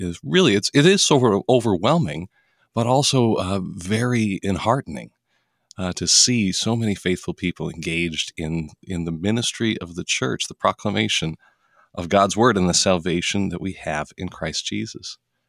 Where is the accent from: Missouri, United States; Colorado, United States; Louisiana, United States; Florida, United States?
Colorado, United States; Denver; I hail from Denver, Colorado. That's hometown for me. I was the fourth generation Denver native, grew up in the house that my grandma grew up in.